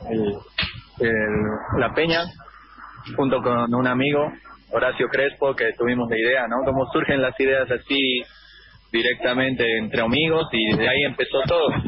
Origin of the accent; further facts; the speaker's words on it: Cochabamba, Bolivia; also born or lived in Villa Soldati, Buenos Aires, Argentina; Cochabambino, sí, exacto.